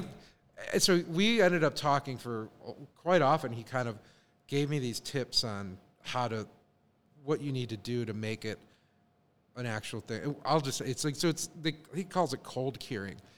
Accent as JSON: {"language": "English", "town": "Chicago", "region": "Illinois", "country": "United States", "tie": "born or raised there", "moved": "yes", "said": "growing up in Chicago"}